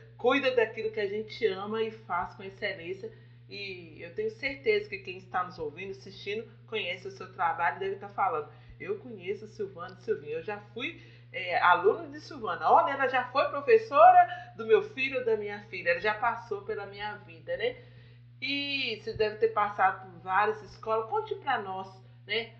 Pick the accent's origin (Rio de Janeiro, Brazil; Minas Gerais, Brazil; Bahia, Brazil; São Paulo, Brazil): Minas Gerais, Brazil; Nova Era; nós somos mineiras aqui de Nova Era